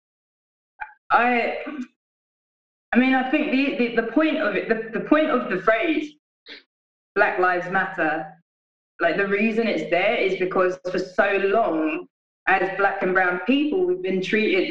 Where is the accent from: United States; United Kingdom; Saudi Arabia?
United Kingdom; London; now in Glasgow, United Kingdom; I'm based in Glasgow now, but I'm from London originally.